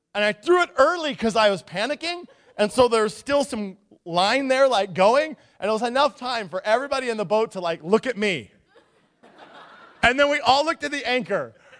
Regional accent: Nikiski, Alaska, United States; I grew up in Nikiski and in the, on the Kenai, you know, in the Cook Inlet

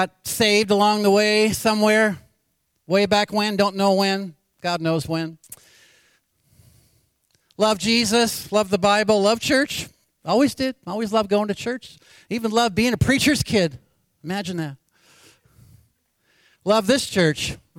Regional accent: Anchorage, Alaska, United States; Born and raised in Anchorage, Alaska.

